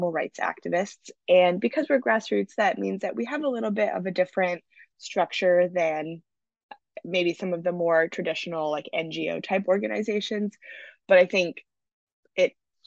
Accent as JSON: {"language": "English", "town": "Vancouver", "region": "British Columbia", "country": "Canada", "tie": "born or raised there", "moved": "as an adult", "lives_now": "California, United States", "said": "my hometown of Vancouver"}